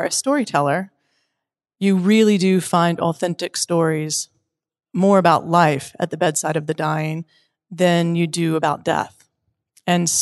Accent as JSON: {"language": "English", "town": "Wilmington", "region": "North Carolina", "country": "United States", "moved": "yes", "said": "I'm from Wilmington, North Carolina. But presently, I live in a 29-foot RV, and I'm going state to state"}